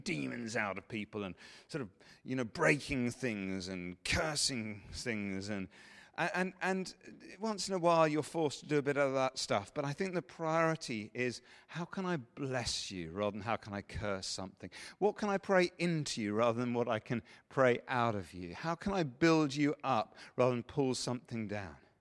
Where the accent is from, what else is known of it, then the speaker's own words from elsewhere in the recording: England, United Kingdom; we're English